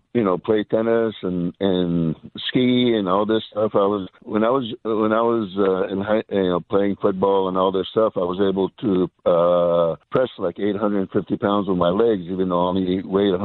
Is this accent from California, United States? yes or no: yes; Los Angeles, California, United States; I grew up in Hollywood, California.